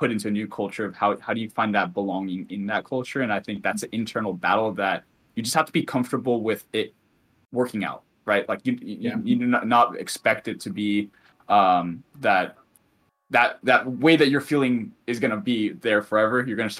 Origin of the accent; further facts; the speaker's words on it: Finland; like I was the Finnish guy, and then when I go back to Finland, I'm the American boy.